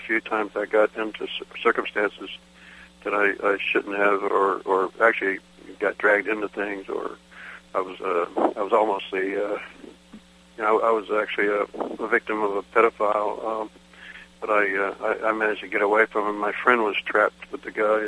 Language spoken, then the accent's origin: English; Chicago, Illinois, United States; I grew up in Chicago